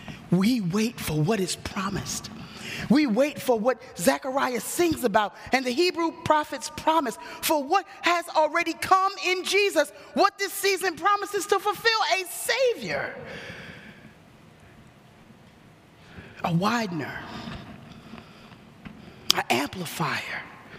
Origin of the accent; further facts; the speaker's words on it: New York City, New York, United States; I grew up in New York City. My dad worked in the Village. I lived on the Forgotten Borough, Staten Island